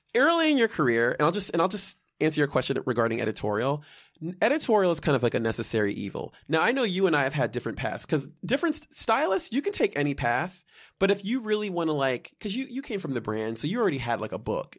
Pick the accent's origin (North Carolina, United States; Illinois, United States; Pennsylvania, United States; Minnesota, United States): Pennsylvania, United States; Malvern; also born or lived in Bryn Mawr, Pennsylvania; I'm from outside of Philadelphia. I was born in Bryn Mawr, Pennsylvania, grew up in the western suburbs, prefer-, primarily in, uh, Malvern Paoli